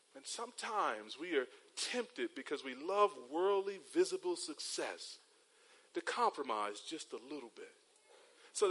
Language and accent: English; 45 minutes from Charlotte, North Carolina, United States; moved away as an adult; now in Cayman Islands; Charlotte's about a 45-minute drive from my hometown